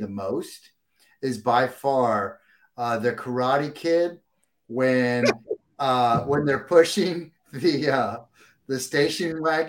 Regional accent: Converse, Texas, United States; moved away as an adult; I'm from San Antonio, not far from you. I grew up in I say San Antonio, but those that know, I grew up in Converse, Texas.

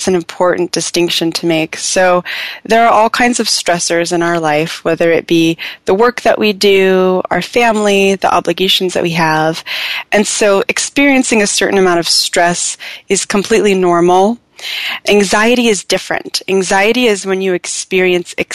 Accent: Southern California, United States; I'm from Southern California originally, and I love it down here.

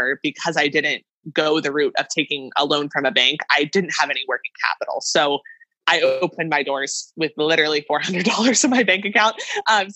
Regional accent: near State College, Pennsylvania, United States; moved away as an adult; also born or lived in Maryland; State College, Pennsylvania, which is close to my hometown

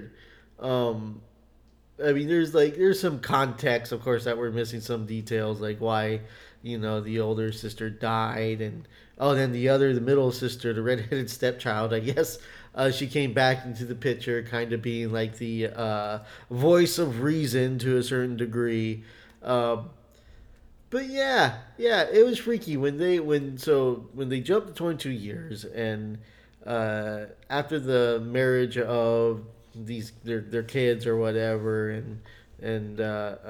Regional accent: United States; we're American

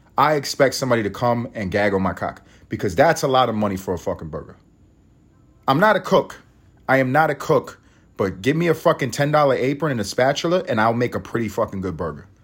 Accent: United States; we're all American

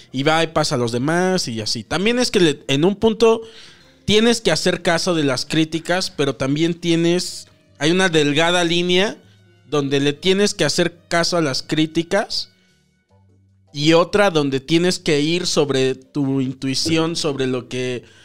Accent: Mexico; También, fíjate, no era el único mexicano.

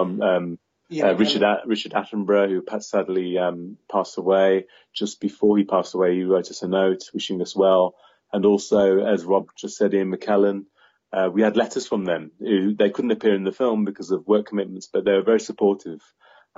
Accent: Midlands, United Kingdom; We're fell filmmakers from the Midlands

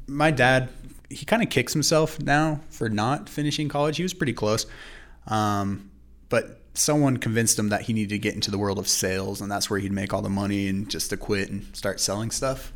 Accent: Idaho Falls, Idaho, United States; also born or lived in California; I grew up here in Idaho Falls. I wasn't born here. I was born in California, but I grew up most of my life here in Idaho Falls

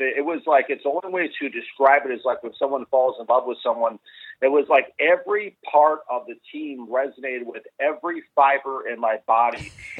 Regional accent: Minnesota, United States; It all started back when I was growing up in Minnesota. I was a rabid fan of the Washington Redskins growing up in Minnesota.

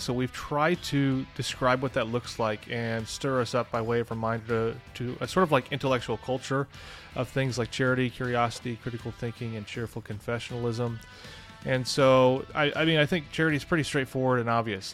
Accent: St. Louis, Missouri, United States; I'm from Saint Louis

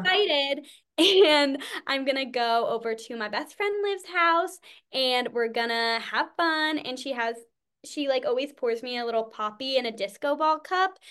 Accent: New England, United States; from New England

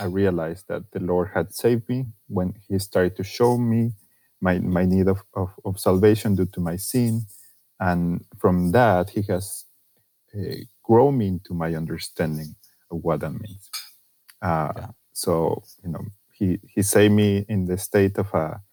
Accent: Torreón, Coahuila, Mexico; English is a second language; now in United States; I was born in Mexico, in a northern city called Torreón

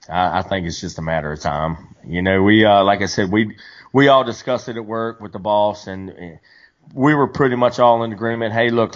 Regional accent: Virginia, United States; I'm from Virginia.

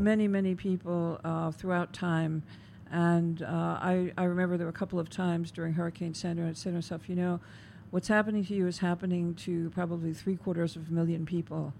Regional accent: New York, United States; as a New Yorker

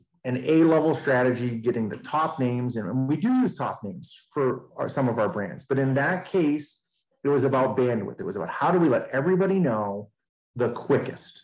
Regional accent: Maine, United States; I'm from Maine

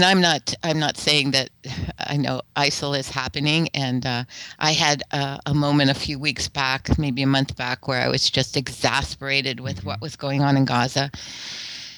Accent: United States; I'm speaking as an American

